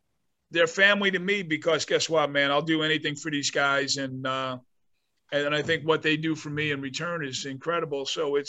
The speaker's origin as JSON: {"language": "English", "town": "North Bergen", "region": "New Jersey", "country": "United States", "tie": "born or raised there", "said": "where I grew up in North Bergen, which is a suburb of New York City"}